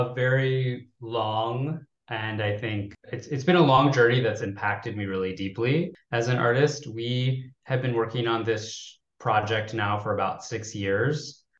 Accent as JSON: {"language": "English", "country": "United States", "also_born_or_lived": "China", "said": "as an American director"}